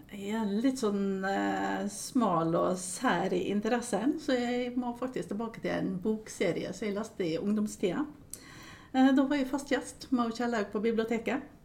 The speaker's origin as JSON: {"language": "Norwegian", "town": "Aukra", "region": "Møre og Romsdal", "country": "Norway", "tie": "born or raised there", "said": "jeg er oppvokst eh, i Aukra"}